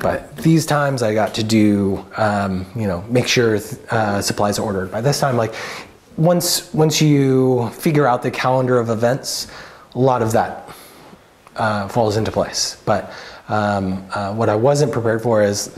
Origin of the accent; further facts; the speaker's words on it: Salem, Oregon, United States; moved away as an adult; also born or lived in Occidental, California; I grew up in South Salem in the suburbs